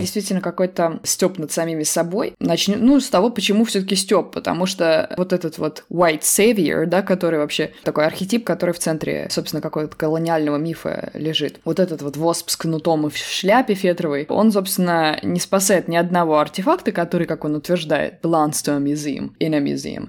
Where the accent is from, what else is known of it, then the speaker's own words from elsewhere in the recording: Samara, Samara Oblast, Russia; у нас в Самаре